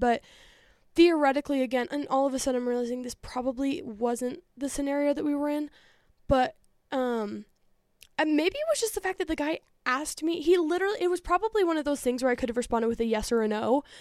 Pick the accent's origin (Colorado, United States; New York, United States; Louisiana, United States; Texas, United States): Colorado, United States; outside of Denver; born or raised there